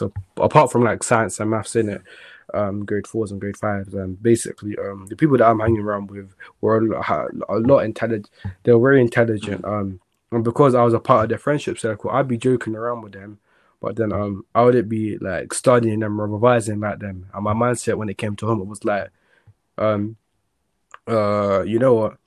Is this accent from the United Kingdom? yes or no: yes; London, United Kingdom; also born or lived in Jamaica; I'm from South London